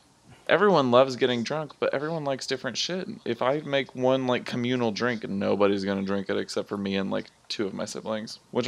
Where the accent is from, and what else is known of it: United States